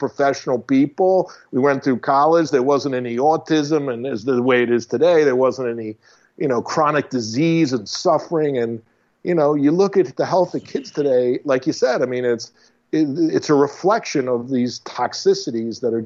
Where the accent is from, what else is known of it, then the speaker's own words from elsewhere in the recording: Long Island, New York, United States; now in Florida, United States; I grew up in Long Island